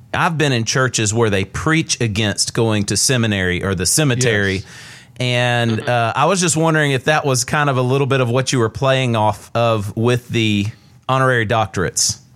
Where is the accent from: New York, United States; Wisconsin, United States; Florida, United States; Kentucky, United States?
Florida, United States; Pensacola; I'm from Pensacola, so I grew up hearing this guy